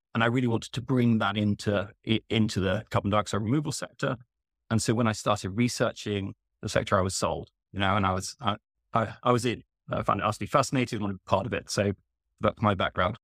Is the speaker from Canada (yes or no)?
no; United Kingdom; as a Brit